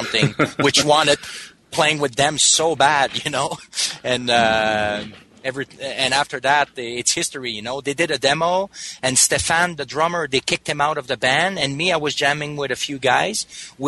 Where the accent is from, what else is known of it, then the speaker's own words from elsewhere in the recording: Danville, Quebec, Canada; also born or lived in Montreal; I grew up in a small town close to here called Danville